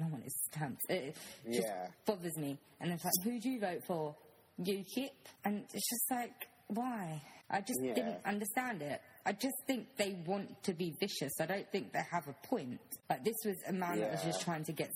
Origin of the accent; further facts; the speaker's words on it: London, United Kingdom; I grew up in London.